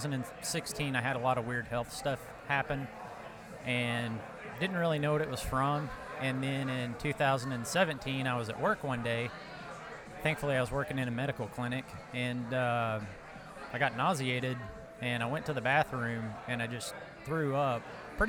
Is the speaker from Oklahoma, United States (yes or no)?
yes; Ada, Oklahoma, United States; I'm from Ada, Oklahoma